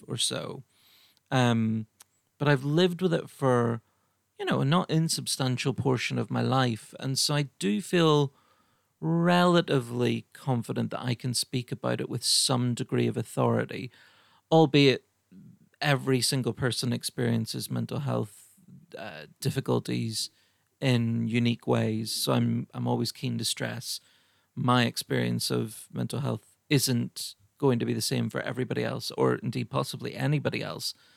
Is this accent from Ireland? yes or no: yes; Ireland; I'm Irish